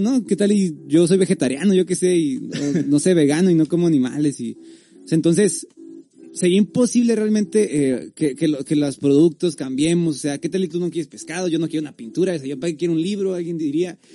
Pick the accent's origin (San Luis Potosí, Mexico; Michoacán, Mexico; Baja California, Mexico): Baja California, Mexico; Tijuana; Los demás somos de aquí, de, Tijuana